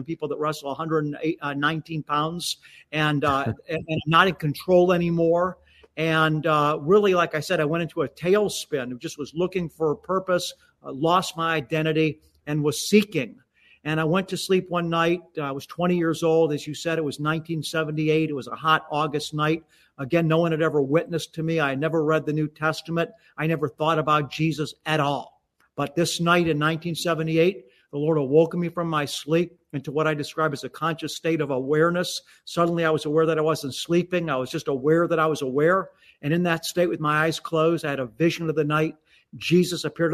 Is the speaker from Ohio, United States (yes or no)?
yes; Beachwood, Ohio, United States; I grew up in Beechwood, Ohio, which is an eastern suburb of Cleveland